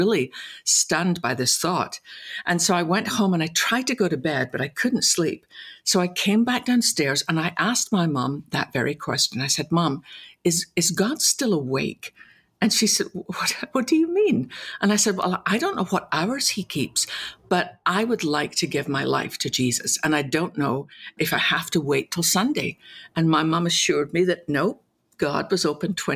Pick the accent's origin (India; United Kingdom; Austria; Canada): United Kingdom; west coast of Scotland; moved away as an adult; also born or lived in London; now in Dallas, United States; I was born in the west coast of Scotland, went to seminary in London, and then came over to America